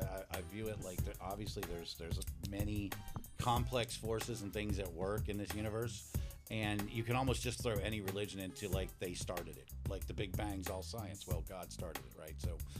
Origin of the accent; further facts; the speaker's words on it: Florida, United States; moved away as an adult; also born or lived in Pennsylvania; now in California, United States; growing up in Florida